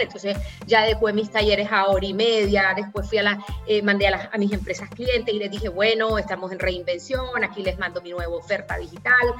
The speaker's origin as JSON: {"language": "Spanish", "country": "Nicaragua"}